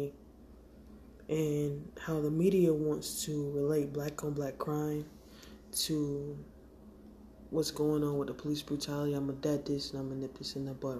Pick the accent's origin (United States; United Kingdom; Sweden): United States; Montgomery, Alabama; now in Syracuse, United States; I grew up in Montgomery, Alabama, and I live in Syracuse, New York